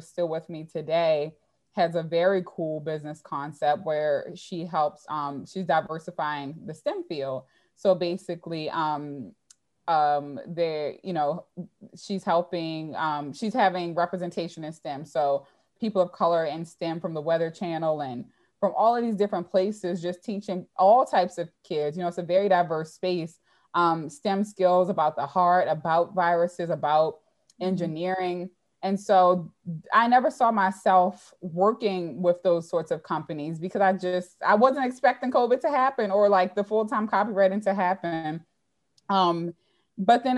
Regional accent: Baltimore, Maryland, United States; in Baltimore, growing up in Baltimore

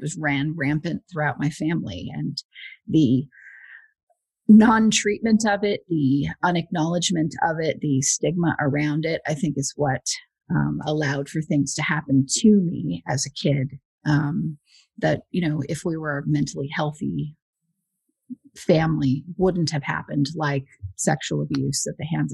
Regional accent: Huntington Beach, California, United States; also born or lived in Westminster, California; I grew up in Westminster and Huntington Beach.

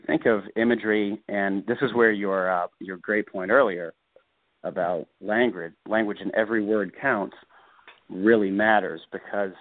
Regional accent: Bloomington, Indiana, United States; also born or lived in Florida; my hometown's Bloomington, Indiana

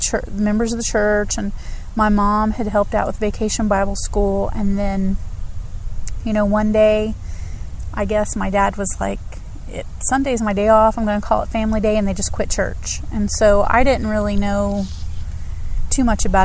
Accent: Greensburg, Indiana, United States; moved away; I am from Indiana originally

